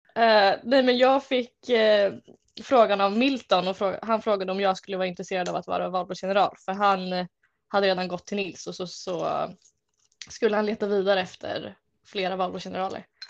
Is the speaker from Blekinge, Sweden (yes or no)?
no; Uppsala, Uppsala County, Sweden; jag är uppvuxen här i Uppsala